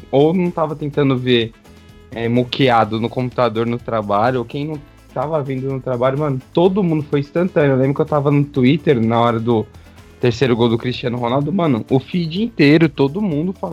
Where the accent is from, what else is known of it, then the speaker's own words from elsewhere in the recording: Brazil; Eu sou brasileiro com muito orgulho, com muito amor.